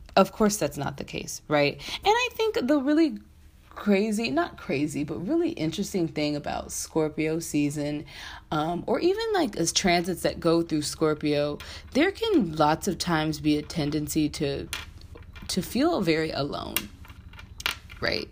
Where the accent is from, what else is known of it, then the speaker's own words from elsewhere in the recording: San Diego, California, United States; moved away as an adult; now in Washington, D.C., United States; I'm originally from San Diego, California. Um, and I moved to the DC metro area back in 2012 to go to Howard University